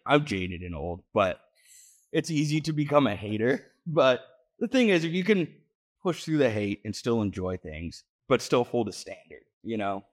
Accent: Denver, Colorado, United States; also born or lived in New England; I grew up in Denver

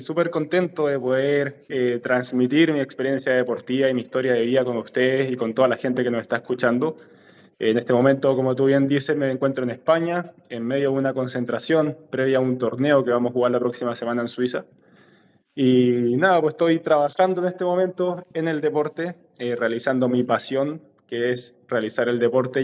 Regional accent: San Felipe, Valparaíso, Chile; also born or lived in Quellón, Chiloé / Melipilla / Santiago; nos fuimos después a San Felipe, eh, donde me crié prácticamente, hice toda mi etapa escolar

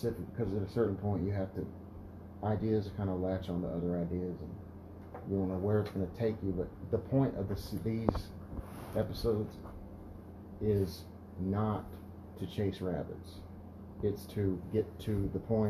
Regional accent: the South, United States; I'm from the South, so, you know, it makes sense that I have West African blood

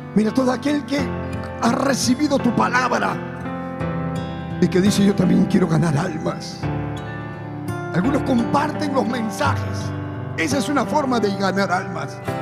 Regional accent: Peru; now in Ecuador; Soy misionero peruano en Ecuador

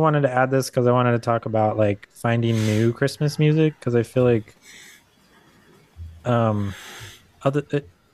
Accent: California, United States; moved away; also born or lived in Utah; I grew up in California and it's always like warm

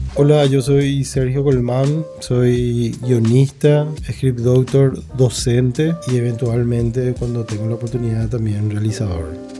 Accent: Ciudad del Este, Alto Paraná, Paraguay; yo me crié, yo tuve mi infancia en Ciudad del Este

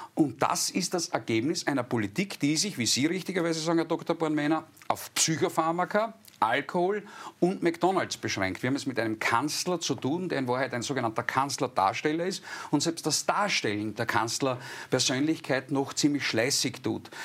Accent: Styria, Austria; bei uns in der Steiermark, ich wohne im ländlichen Raum mit meinem äh, Wochenendhaus

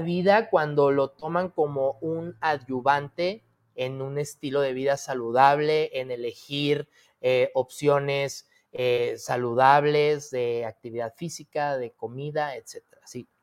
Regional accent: Zacatecas, Mexico; moved away as an adult; Porque soy zacatecano de Hueso Colorado, porque aquí nací, aquí este, crecí eh, una parte de mi, de mi vida

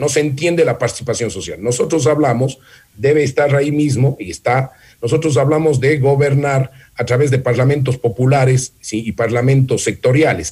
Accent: Manabí, Ecuador; mi tierra

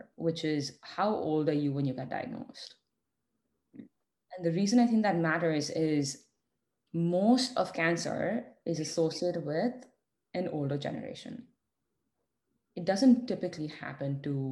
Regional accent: India; us being Indian and having the privilege of growing up in the Indian family

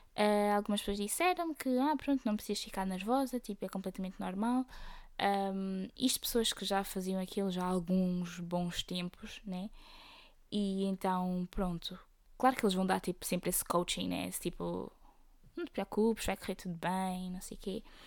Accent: Aveiro, Centro, Portugal; eu sou da Aveiro

